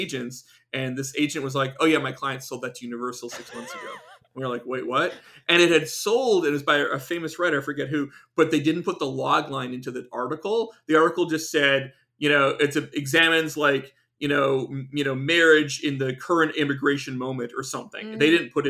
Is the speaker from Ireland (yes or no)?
no; Canada; moved away; I'm an immigrant, I'm from Canada